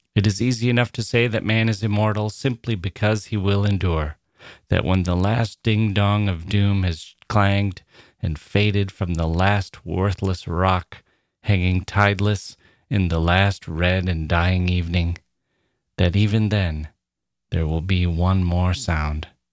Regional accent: United States; As an American

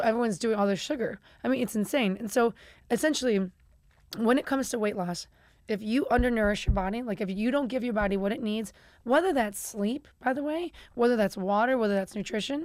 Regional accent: Chicago, Illinois, United States; I'm from Chicago

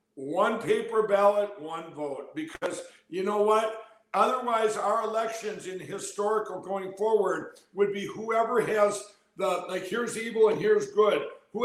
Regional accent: Minnesota, United States; including my home state of Minnesota.

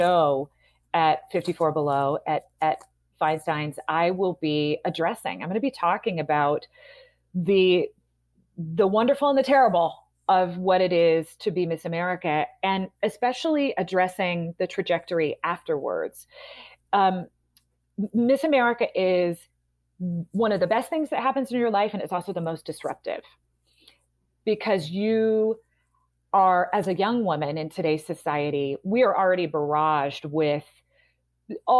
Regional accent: Portland, Oregon, United States; in Portland, in my hometown

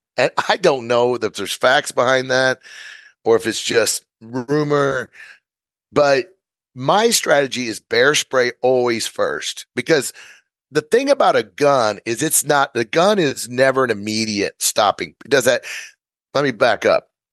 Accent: Missouri, United States; moved away as an adult; I'm from Missouri. We did a lot of coyote calling competitions

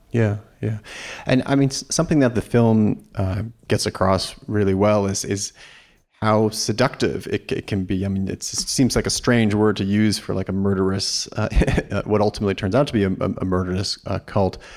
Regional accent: New York, United States; I grew up in New York and was going to a lot of movies at the Angelica

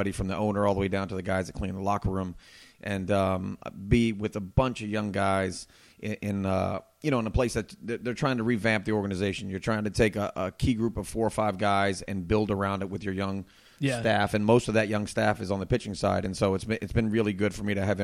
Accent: the Florida Keys, United States; I grew up in the Keys when I was young

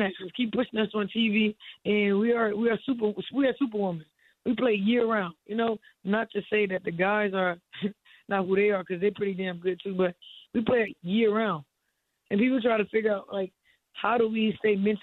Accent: Miami, Florida, United States; I'm from Miami

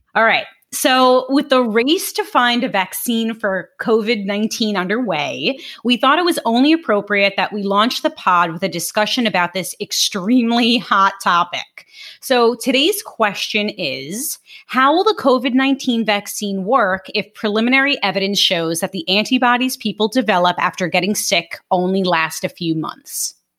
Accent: New York City, New York, United States; moved away as an adult; also born or lived in Long Island; now in Jupiter, United States; I am from Brooklyn originally, Brooklyn, New York, specifically South Brooklyn

